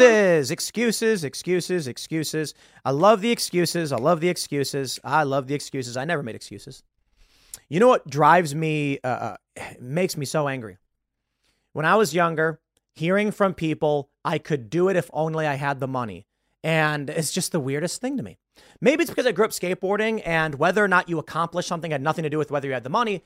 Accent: Chicago, Illinois, United States; I grew up in South Side of Chicago.

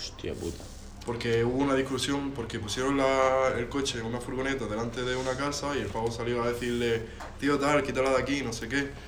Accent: Granada, Andalusia, Spain; Pero soy más granadino que.

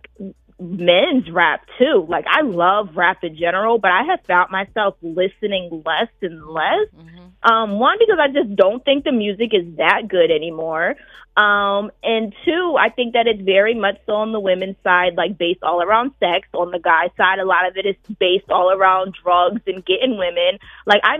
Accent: Philadelphia, Pennsylvania, United States; I'm from Philly

